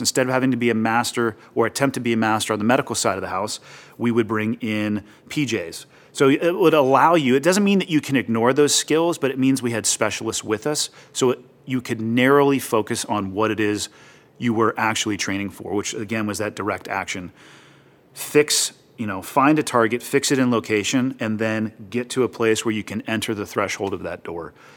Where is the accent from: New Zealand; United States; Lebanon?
United States; Santa Cruz, California; moved away; also born or lived in Montana; I was born and raised in Santa Cruz, California, uh, basically right in the middle of the state, ocean town.